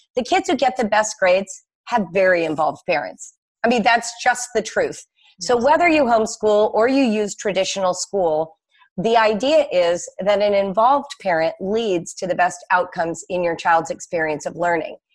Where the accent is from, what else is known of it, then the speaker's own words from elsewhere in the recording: Los Angeles, California, United States; also born or lived in Morocco / France; now in Cincinnati, United States; mostly, I grew up in Los Angeles